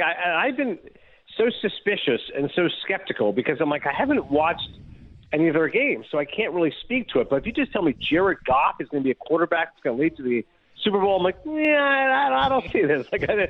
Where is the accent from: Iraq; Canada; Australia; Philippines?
Canada; Eastern Ontario; I remember as a kid growing up in Eastern Ontario